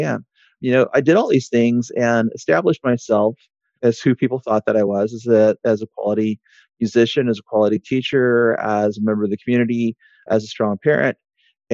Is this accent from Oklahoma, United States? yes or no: yes; Oklahoma, United States; moved away; Originally, I'm from Oklahoma. My family had been there before statehood